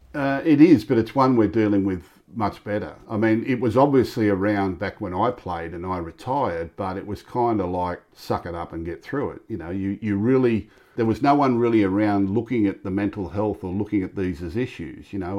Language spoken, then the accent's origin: English; Sydney, New South Wales, Australia; I was born in Tempe, Newtown. Had a great upbringing.